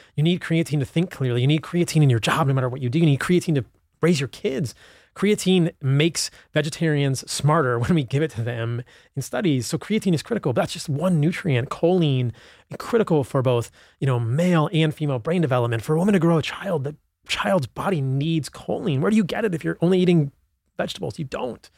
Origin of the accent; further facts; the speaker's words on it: Virginia, United States; I grew up in Virginia